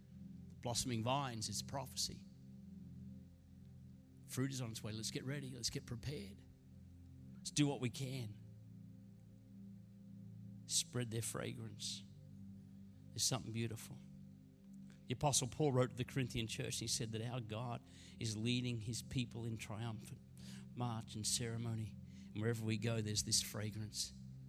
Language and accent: English; Queensland, Australia; You know, growing up in Queensland, I was privileged. A couple of the homes we lived in had these magnificent Bowen mango trees.